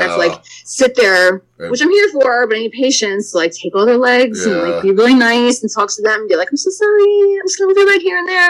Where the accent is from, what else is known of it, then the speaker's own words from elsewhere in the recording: New York, United States; moved away as an adult; also born or lived in Philadelphia; I'm from New York